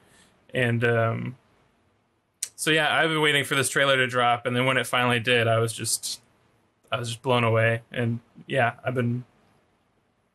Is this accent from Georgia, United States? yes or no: no; Cajun French, Louisiana, United States; I'm Cajun French